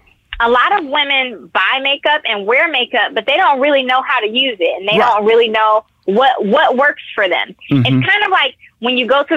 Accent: Detroit, Michigan, United States

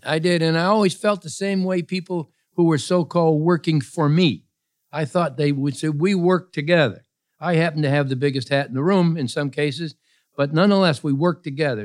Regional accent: Pittsfield, Massachusetts, United States; I was born in Pittsfield, Massachusetts

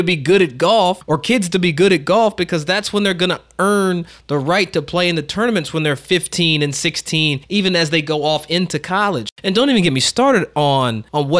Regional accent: Kentucky, United States; I grew up in Kentucky

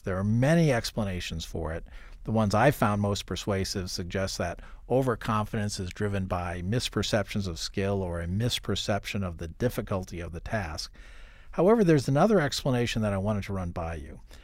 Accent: Iowa, United States; as a kid growing up in Iowa

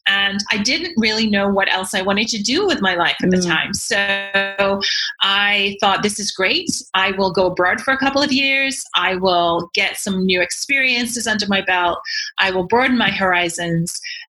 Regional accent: Yorkshire and the Humber, United Kingdom; accent: broad Yorkshire; Okay, so I am from England originally, but people would be forgiven for not hearing my accent because even when I was in England, I learned I had to change my very broad Yorkshire accent in order to be understood by other people.

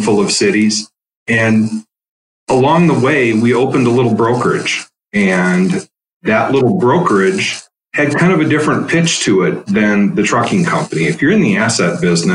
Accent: Madison, Wisconsin, United States; also born or lived in Stevens Point, Wisconsin / Marshfield, Wisconsin; I grew up mostly in Madison, Wisconsin. Spent most of my formative years, middle school, high school

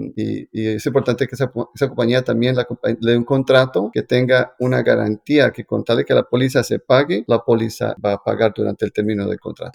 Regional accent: Colombia; como yo soy colombiano

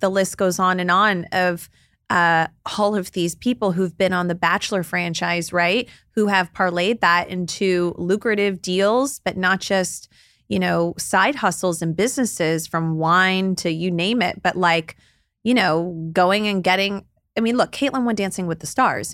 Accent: Dallas, Texas, United States; I grew up in Dallas, Texas, down the street from someone who played in the N B A with Kobe

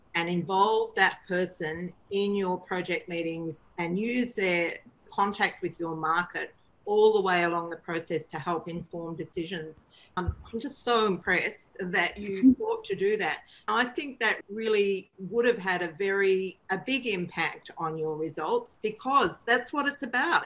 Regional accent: Victoria, Australia; also born or lived in Melbourne; now in Sydney, Australia; I grew up in Victoria. I actually lived a lot of my life in Melbourne

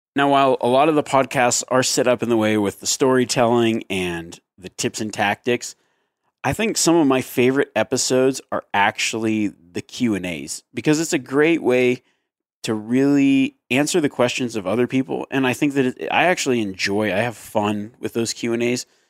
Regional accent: Reno, Nevada, United States; my hometown of Reno, Nevada

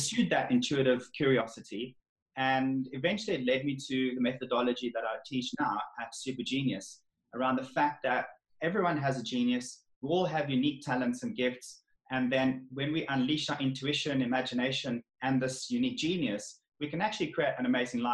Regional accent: South Africa; moved away as an adult; now in England; I'm from South Africa

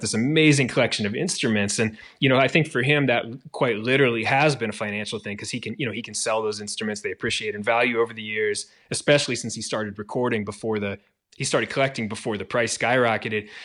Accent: Williamsburg, Virginia, United States; also born or lived in Charlottesville / Richmond; we grew up in Williamsburg, Virginia

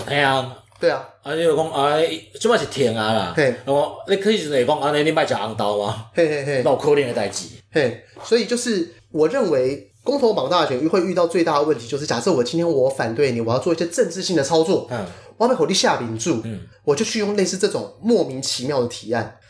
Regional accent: Taiwan; 我们台湾人身体很脆弱

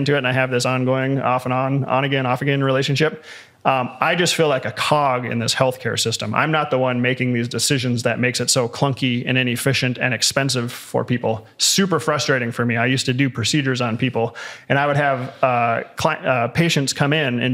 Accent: United States; also born or lived in Colorado Springs, Colorado; as an American

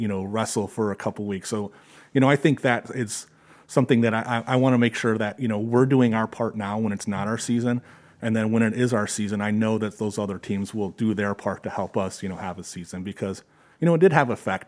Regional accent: Detroit, Michigan, United States; also born or lived in Georgia; now in Perrysburg, United States; I grew up in the Detroit area.

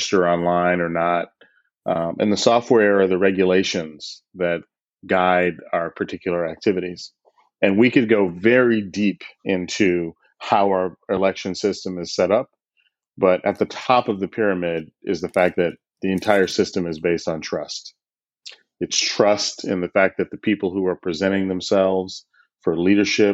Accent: Boston, Massachusetts, United States; also born or lived in Washington, D.C.; I grew up in Boston and in Washington, D.C.

